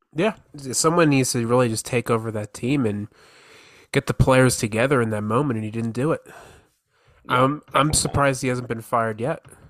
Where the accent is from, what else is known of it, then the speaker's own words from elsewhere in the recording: Morris County, New Jersey, United States; moved away as an adult; now in Houston, United States; I'm a Jersey boy actually